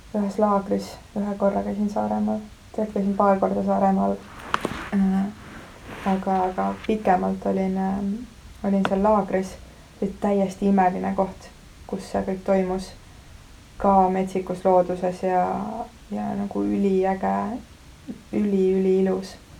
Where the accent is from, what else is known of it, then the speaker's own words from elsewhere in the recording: Viru-Nigula area, Lääne-Viru County, Estonia; ma olen sealt kandist pärit, Mahu küla on seal lähedal ja Kunda